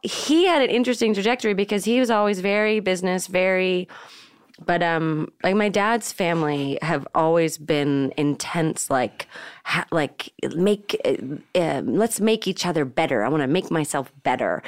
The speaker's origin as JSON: {"language": "English", "area": "Marin County", "region": "California", "country": "United States", "tie": "born or raised there", "said": "We grew up in Marin County"}